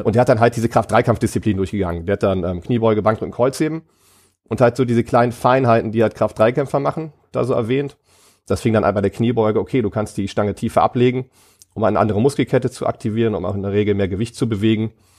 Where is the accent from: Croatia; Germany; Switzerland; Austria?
Germany; Ratingen, North Rhine-Westphalia; ich komme aus Rating, das ist ein kleiner Ort neben ähm, Düsseldorf